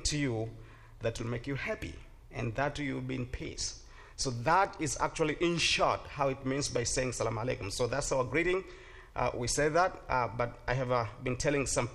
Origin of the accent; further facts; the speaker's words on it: Tanzania; English is a second language; now in Stark County, Ohio, United States; I came from a country that called Tanzania. Is in East Africa